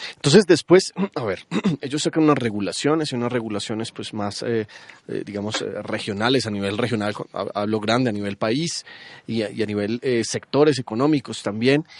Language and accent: Spanish; Colombia; siendo colombiano